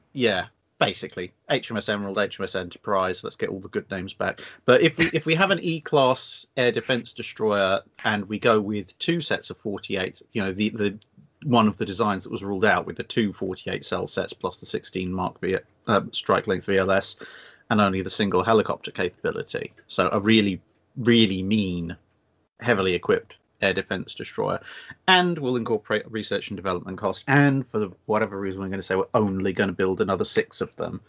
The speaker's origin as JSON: {"language": "English", "region": "England", "country": "United Kingdom", "said": "as an Englishman"}